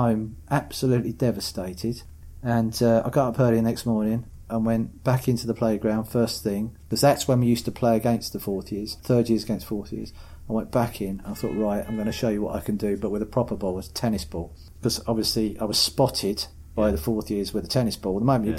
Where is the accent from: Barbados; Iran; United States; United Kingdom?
United Kingdom; East of England; I had a really happy childhood. I grew up on a housing estate called Molsham Lodge.